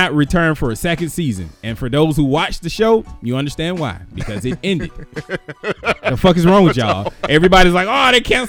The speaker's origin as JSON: {"language": "English", "country": "United States", "said": "I'm an American."}